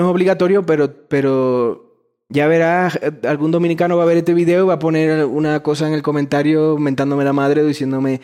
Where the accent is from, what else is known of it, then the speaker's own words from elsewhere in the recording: Ecuador; bienvenido a mi tierra